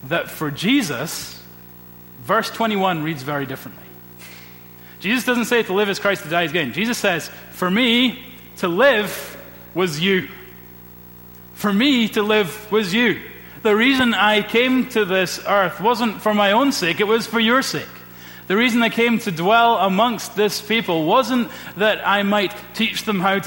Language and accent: English; Scotland, United Kingdom; as a Scottish Presbyterian